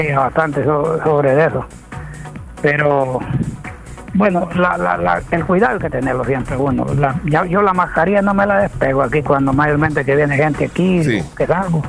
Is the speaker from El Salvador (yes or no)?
yes; Anamorós, La Unión, El Salvador; moved away; yo me vine de, Ana Namoró el, el 90